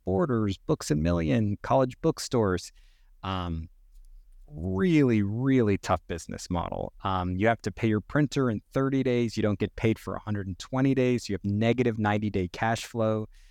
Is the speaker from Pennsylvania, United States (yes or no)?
no; Northern California, United States; also born or lived in New York City; We ended up moving to Northern California when I was very young